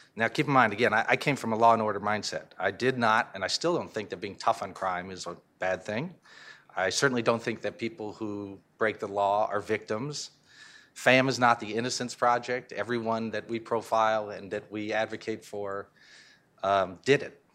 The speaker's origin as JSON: {"language": "English", "region": "Connecticut", "country": "United States", "said": "I'm from Connecticut"}